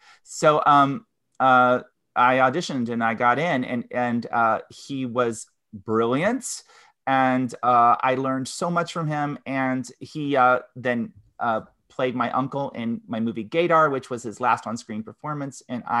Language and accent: English; Grove City, Ohio, United States; moved away; also born or lived in Eastern Kentucky; I'm from Ohio. I'm from near Columbus in a suburb called Grove City.